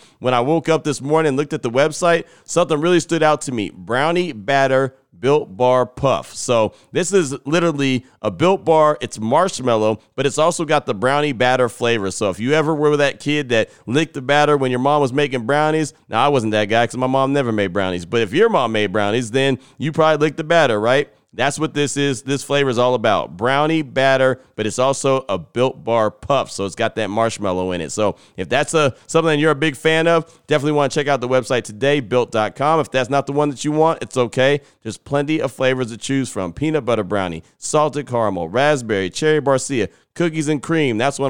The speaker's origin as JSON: {"language": "English", "region": "California", "country": "United States", "said": "I'm a guy from the Bay Area, so I know all about EPA."}